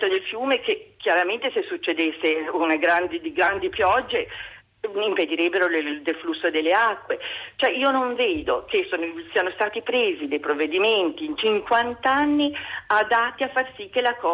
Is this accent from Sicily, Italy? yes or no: no; Florence, Tuscany, Italy; io sono fiorentina, cioè vivo a Firenze